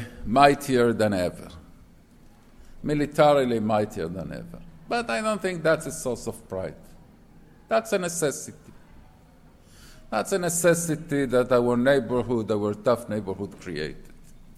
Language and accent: English; Buenos Aires, Argentina; also born or lived in Tel Aviv, Israel; now in New York, United States; I wasn't born in Israel, I was born in Buenos Aires, Argentina.